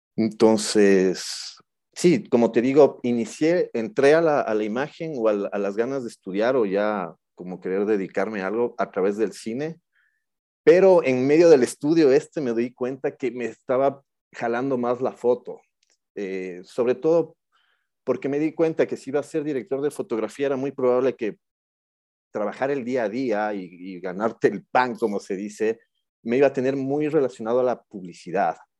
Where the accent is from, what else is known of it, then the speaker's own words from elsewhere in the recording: Quito, Pichincha, Ecuador; also born or lived in Buenos Aires; soy un quiteño de 42 años